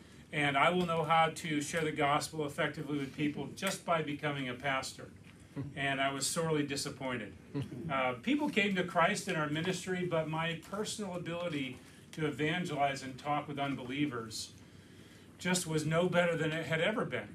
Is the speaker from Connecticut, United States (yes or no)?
yes; Connecticut, United States; moved away as an adult; also born or lived in Philadelphia area; now in Lancaster, United States; I was a pastor in my home state of Connecticut. My wife and I grew up there